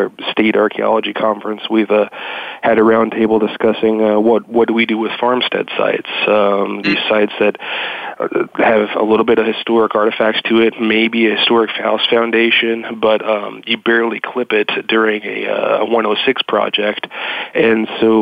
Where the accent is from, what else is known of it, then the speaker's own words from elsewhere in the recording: Kentucky, United States; moved away as an adult; also born or lived in West Florida; I was born and raised in Kentucky